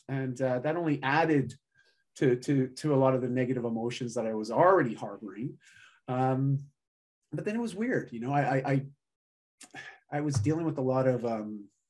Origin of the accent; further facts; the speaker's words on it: Canada; I'm Canadian